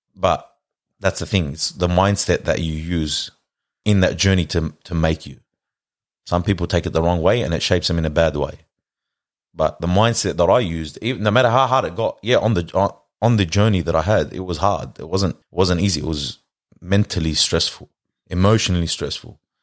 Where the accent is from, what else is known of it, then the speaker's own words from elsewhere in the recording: Lebanon; also born or lived in Australia; moved overseas to Lebanon. In ninety-two, went to school there.